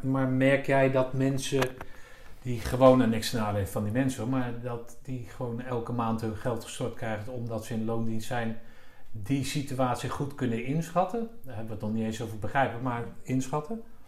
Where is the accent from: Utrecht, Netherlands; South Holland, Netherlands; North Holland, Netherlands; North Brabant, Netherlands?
South Holland, Netherlands; The Hague; ik zelf in Den Haag eh, geboren ben